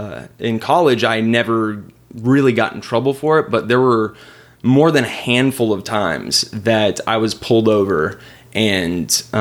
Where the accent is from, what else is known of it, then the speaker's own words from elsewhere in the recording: Richardson, Texas, United States; I grew up in East Richardson